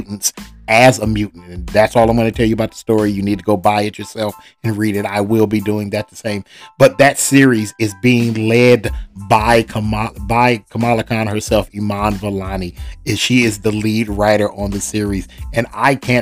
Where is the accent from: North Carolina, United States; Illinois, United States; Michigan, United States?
Michigan, United States; Detroit; Detroit, Michigan, my hometown